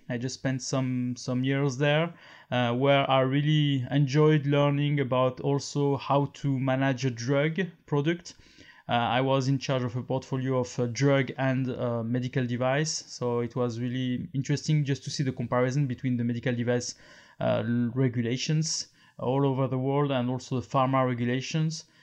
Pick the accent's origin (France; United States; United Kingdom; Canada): France; accent: French; English is a second language; I am French. Uh, maybe you notice with my accent, and I'm living in France.